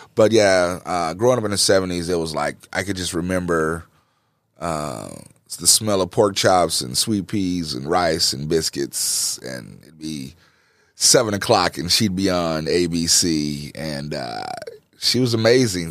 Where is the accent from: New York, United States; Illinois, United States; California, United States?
Illinois, United States; East Moline; also born or lived in Jackson, Mississippi; I grew up in East Moline. We moved, uh, from Jackson, Mississippi when I was three years old